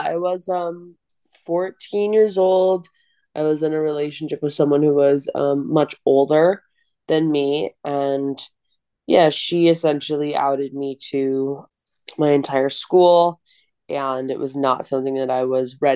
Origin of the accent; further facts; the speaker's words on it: Long Island, New York, United States; also born or lived in Phoenix, Arizona; moved to Long Island, where I went to performing arts school